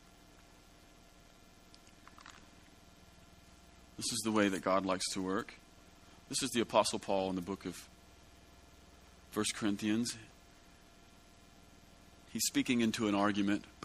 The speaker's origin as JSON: {"language": "English", "country": "United States", "said": "As an American"}